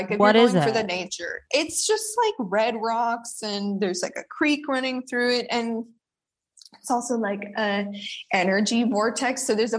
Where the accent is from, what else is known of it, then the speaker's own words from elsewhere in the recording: Arizona, United States; moved away; I am such a little Southwest girly. As you know, I grew up in Arizona.